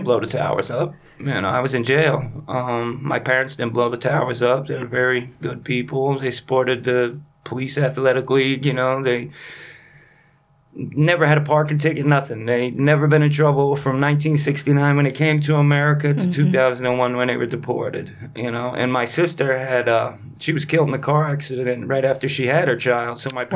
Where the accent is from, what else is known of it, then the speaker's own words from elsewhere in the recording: New York City, New York, United States; I grew up in Hell's Kitchen.